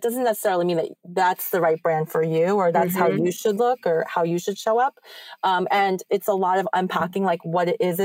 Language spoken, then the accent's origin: English; New York, United States; as like a New Yorker